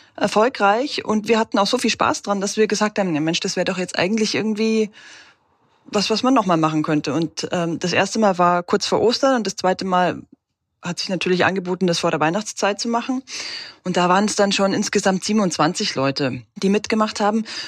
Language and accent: German; Regensburg, Bavaria, Germany; now in Halle, Germany; Ich komme ursprünglich aus Regensburg